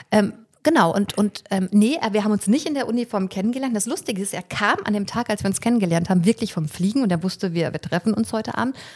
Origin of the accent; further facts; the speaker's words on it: Fulda, Hesse, Germany; now in Leipzig, Germany; Ich bin ja in Fulda geboren